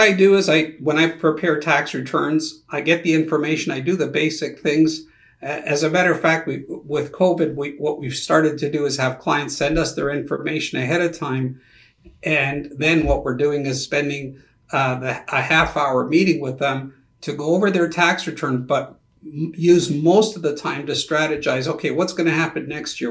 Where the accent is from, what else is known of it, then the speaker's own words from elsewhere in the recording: Canada; now in United States; being also a Canadian